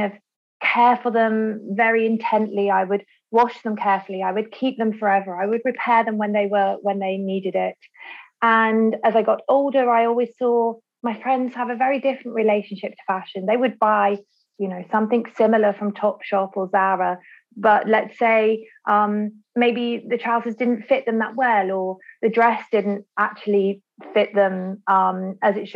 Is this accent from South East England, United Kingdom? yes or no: no; Birmingham, West Midlands, United Kingdom; I was born and raised in Birmingham, England